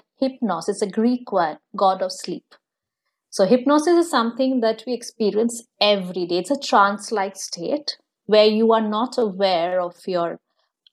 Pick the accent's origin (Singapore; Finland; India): India; moved away; I come from India. I'm born and brought up there